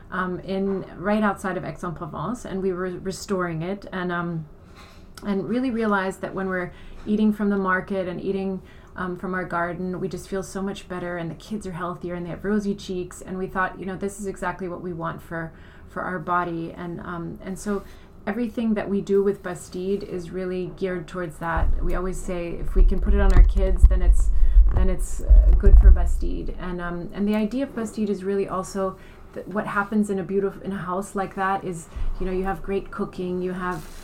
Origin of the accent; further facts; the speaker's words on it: Iran; born there; also born or lived in Germany / United States / France / Italy; I was born in Iran. Um, I have German parents, so I spent a lot of time in Germany. Um, and, and in the US and then in France and in Italy.